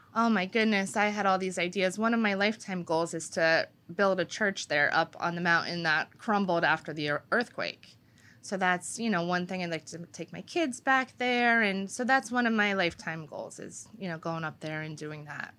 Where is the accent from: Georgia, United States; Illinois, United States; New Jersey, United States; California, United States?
New Jersey, United States; Wanamassa; from Winamasa